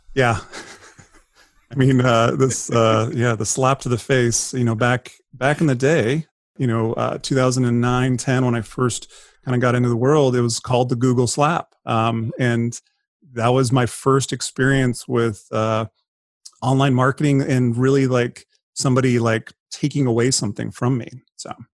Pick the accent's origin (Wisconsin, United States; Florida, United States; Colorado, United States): Colorado, United States; moved away as an adult; now in San Diego, United States; I grew up, I was born and raised in Colorado. First forty years of my life